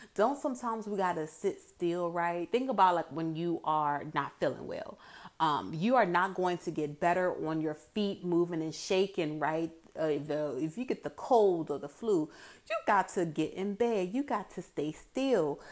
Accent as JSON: {"language": "English", "area": "Hampton Roads", "region": "Virginia", "country": "United States", "tie": "born or raised there", "said": "growing up in Hampton Roads all my life"}